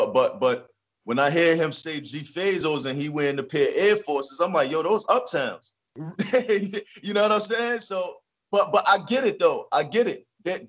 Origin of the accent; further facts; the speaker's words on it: Jersey City, New Jersey, United States; Well, you know, Jersey City is diverse. You know, it has its rough areas, and it has its mellow areas, and it has its beautiful areas.